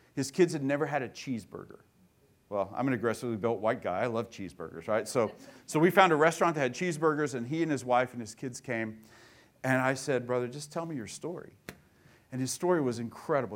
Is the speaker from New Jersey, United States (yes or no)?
no; Tulsa, Oklahoma, United States; I grew up in Tulsa